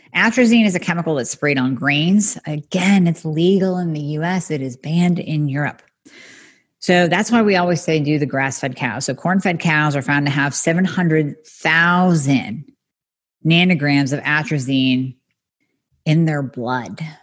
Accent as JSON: {"language": "English", "country": "United States", "said": "I love being American, love my country"}